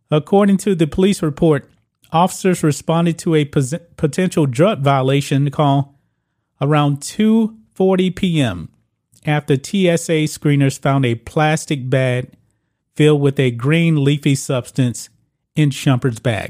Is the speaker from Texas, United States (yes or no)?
yes; Texas, United States; my home state of Texas